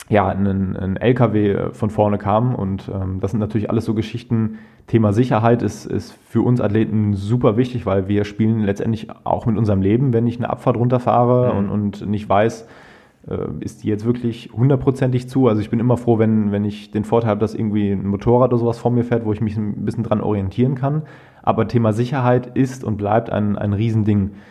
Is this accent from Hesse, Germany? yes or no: no; Krefeld, North Rhine-Westphalia, Germany; beim Nachtourkriterium in Krefeld, also mhm. in meiner eigentlichen Heimatstadt, wo ich groß geworden bin.